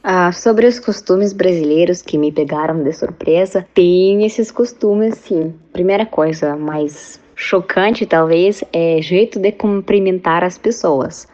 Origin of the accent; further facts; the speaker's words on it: Kazan, Tatarstan, Russia; Portuguese is a second language; moved away as an adult; now in Paraná, Brazil; sou da Rússia, da cidade Kazan, que localiza na República Tataristão